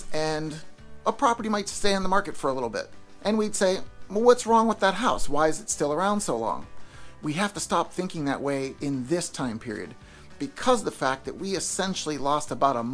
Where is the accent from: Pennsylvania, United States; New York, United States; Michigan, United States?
Pennsylvania, United States; now in Florida, United States; I'm from Pennsylvania